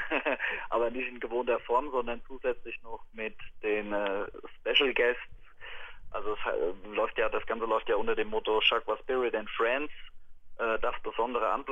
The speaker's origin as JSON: {"language": "German", "town": "Ober-Ramstadt", "region": "Hesse", "country": "Germany", "said": "weil ich bin aus Oberramstadt und kenne den Waldhof und finde es eine tolle Einrichtung."}